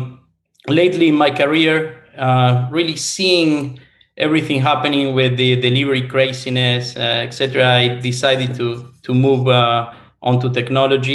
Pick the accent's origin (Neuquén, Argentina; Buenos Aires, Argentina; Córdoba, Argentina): Buenos Aires, Argentina; moved away as an adult; now in Miami, United States; I was born and raised in Buenos Aires, Argentina, in South America.